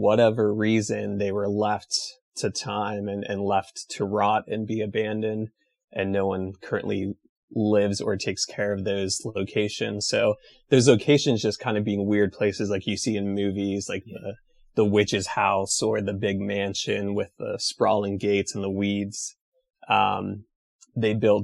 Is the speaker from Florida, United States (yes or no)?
no; Pennsylvania, United States; also born or lived in Clearfield County, Pennsylvania / Meadville, Pennsylvania; now in Pittsburgh, United States; growing up, I've lived in the central part of Pennsylvania in Clearfield County. Then I moved up to Crawford County, which is near Erie